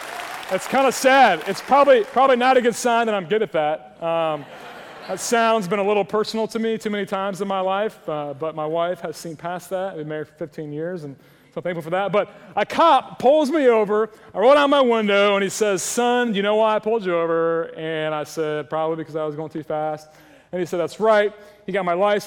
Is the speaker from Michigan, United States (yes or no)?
no; Ohio, United States; moved away; When I was a boy growing up in Ohio, the great state of Ohio